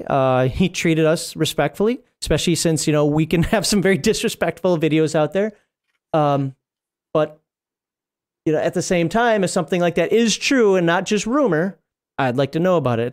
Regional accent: Minnesota, United States; moved away as an adult; now in Germany; I'm from Minnesota originally

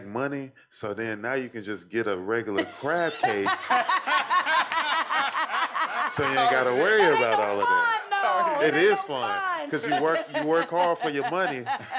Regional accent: the South, United States; moved away; I'm from the South

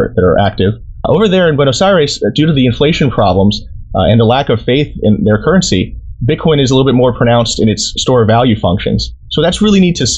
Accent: United States; as an American

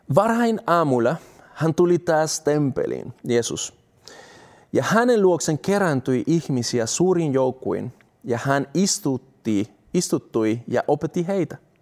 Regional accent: Colombia; Finnish is a second language; now in Finland; mä oon sieltä kotoisin

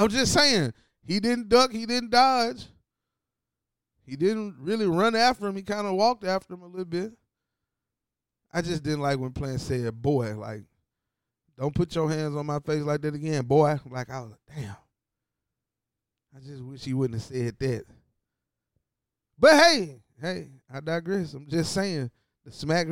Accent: Tennessee, United States; I'm from Tennessee

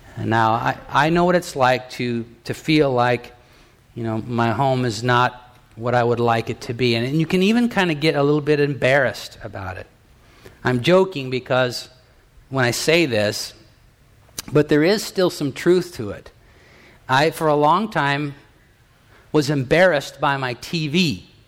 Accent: United States; I'm an American. I'm, I'm you know, from the United States of America

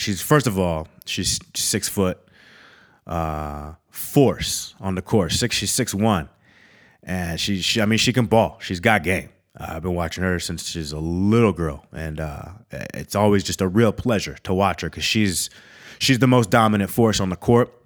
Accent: Eau Claire, Wisconsin, United States; also born or lived in Minnesota; I'm, I'm, I'm from Wisconsin. When it comes down to it, I, I claim Minnesota and Wisconsin

